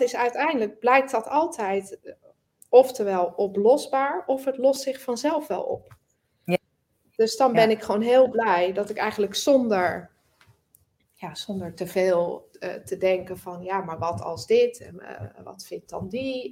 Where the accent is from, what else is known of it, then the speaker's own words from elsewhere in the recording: Netherlands; we zijn natuurlijk sowieso als Nederlanders vrij direct.